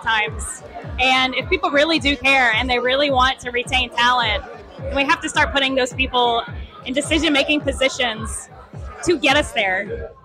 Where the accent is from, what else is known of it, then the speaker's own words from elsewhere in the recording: Welsh, Louisiana, United States; now in Lafayette, United States; I grew up in Welsh, Louisiana.